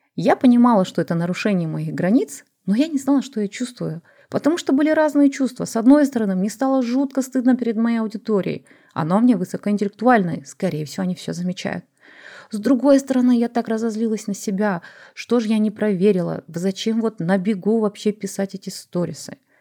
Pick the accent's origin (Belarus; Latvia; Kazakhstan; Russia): Kazakhstan; я тоже казашка, я выращена в традициях